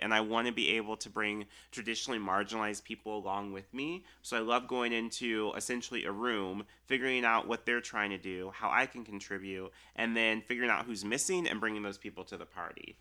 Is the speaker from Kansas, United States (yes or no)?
yes; Olathe, Kansas, United States; I grew up in Olathe, so we're still on the Missouri side, but we can almost spit to Kansas